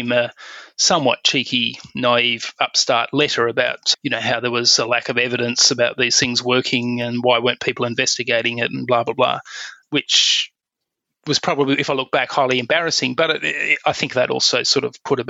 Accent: Perth, Western Australia, Australia; I grew up in Perth on the west

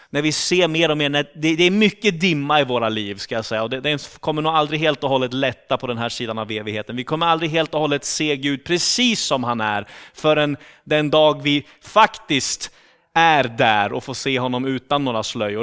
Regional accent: Sweden; accent: rikssvenska; moved away as an adult; now in Turku, Finland; jag kommer från Sverige

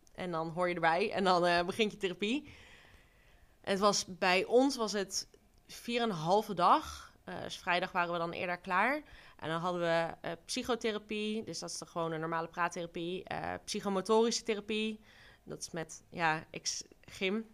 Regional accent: Duiven, Gelderland, Netherlands; also born or lived in Rotterdam; mijn ouders zijn voor mijn vaders werk naar Duiven verhuisd

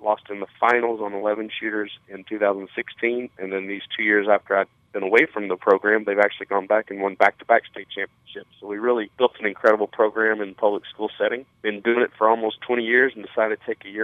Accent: San Angelo, Texas, United States; I grew up in San Angelo, Texas

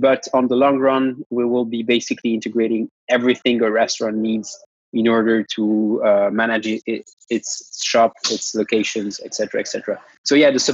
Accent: Geneva, Switzerland; moved away as an adult; also born or lived in London; I'm a Italian Swiss. I was born in Geneva, which is a city based in Switzerland

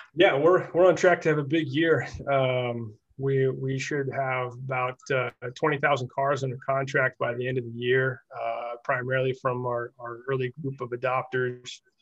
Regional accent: Central Illinois, United States; also born or lived in Utah; I am from Central Illinois, and, and I went back home and worked after school

